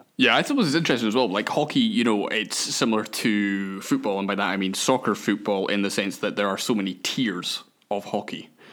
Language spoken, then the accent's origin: English; Scotland, United Kingdom; I'm Scottish